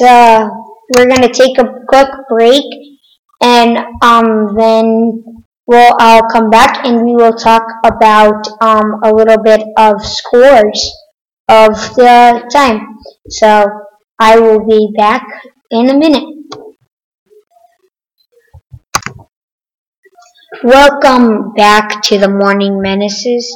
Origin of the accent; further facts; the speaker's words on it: Connecticut, United States; I'm from Connecticut